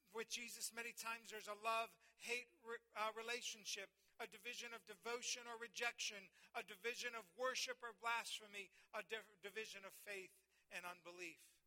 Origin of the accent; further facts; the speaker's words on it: Colorado, United States; moved away; we grew up in Colorado